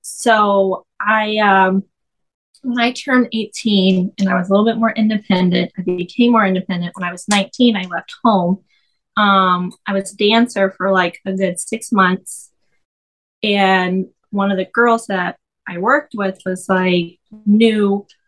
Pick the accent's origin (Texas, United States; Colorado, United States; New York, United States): Texas, United States; Fort Worth; I'm from Fort Worth, Texas. So it's like right outside of Dallas.